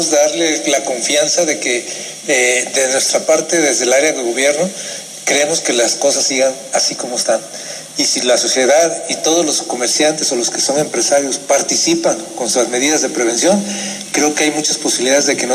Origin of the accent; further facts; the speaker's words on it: Mexico; Y debemos de verdad unirnos como mexicanos y sacar ese tipo de gobernadores que no sirven para nada más que para robar.